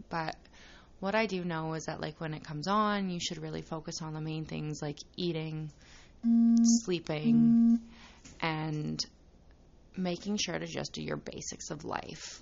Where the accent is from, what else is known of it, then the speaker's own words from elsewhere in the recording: Saskatchewan, Canada; I was born and raised in Saskatchewan, Canada